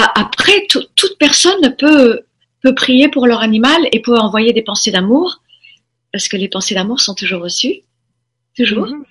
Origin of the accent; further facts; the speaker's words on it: Formentera, Balearic Islands, Spain; also born or lived in United States; je suis élevée dans à Formentera à partir de l'âge de 4 ans. On a quitté les États-Unis, on est venu euh, en Europe